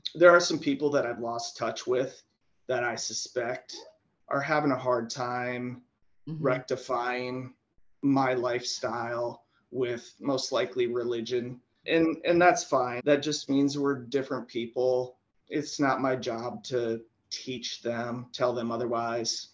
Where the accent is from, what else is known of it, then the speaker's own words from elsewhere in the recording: South Dakota, United States; growing up in South Dakota